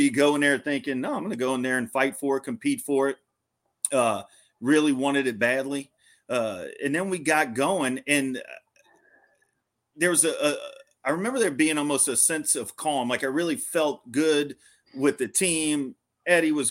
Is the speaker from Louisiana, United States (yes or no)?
yes; Louisiana, United States; growing up in Louisiana